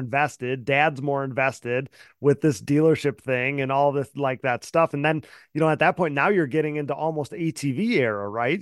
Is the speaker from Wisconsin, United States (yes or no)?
yes; Wisconsin, United States; I'm from Wisconsin